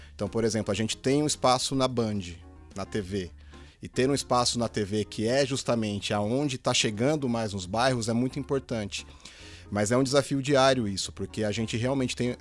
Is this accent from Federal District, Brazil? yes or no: no; Osasco, São Paulo, Brazil; eu sou de Osasco